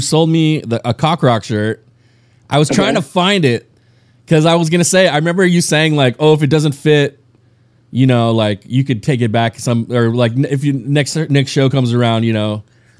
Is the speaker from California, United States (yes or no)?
yes; Upland, California, United States; I'm actually from Upland.